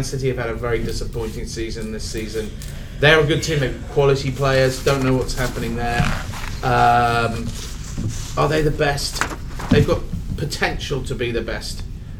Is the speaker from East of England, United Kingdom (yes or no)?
yes; Watford, East of England, United Kingdom; moved away; I was born in Watford in England.